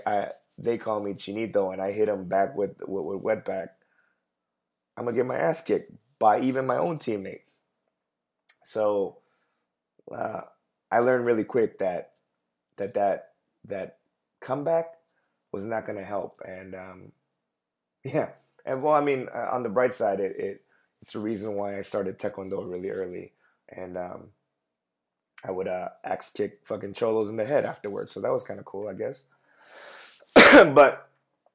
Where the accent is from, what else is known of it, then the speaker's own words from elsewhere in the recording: Los Angeles, California, United States; growing up in East LA when all the Mexican kids would call me chinito, chinito